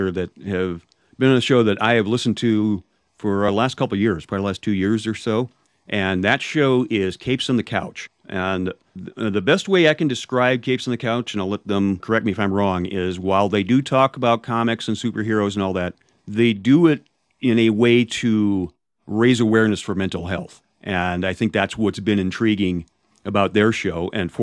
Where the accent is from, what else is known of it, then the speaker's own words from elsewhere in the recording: Chicago, Illinois, United States; I'm from the Chicago area. I've been here all my life, so I'm the Midwesterner of the group here